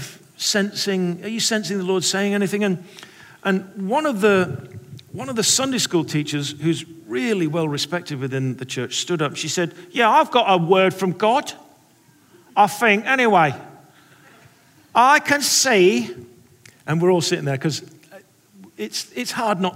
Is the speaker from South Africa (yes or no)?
no; England, United Kingdom; now in United States; I'm an English person